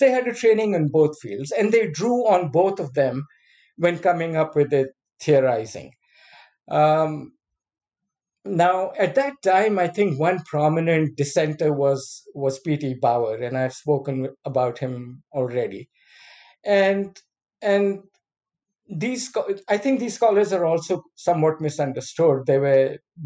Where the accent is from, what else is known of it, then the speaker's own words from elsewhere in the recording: Pakistan; moved away as an adult; I came from Pakistan